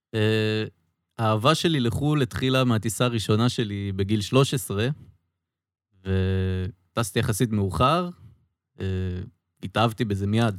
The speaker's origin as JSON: {"language": "Hebrew", "country": "Israel", "said": "אני ישראלי"}